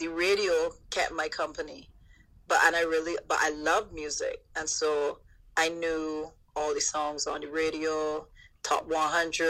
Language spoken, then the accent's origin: English; London, United Kingdom; Being born in East London and growing up there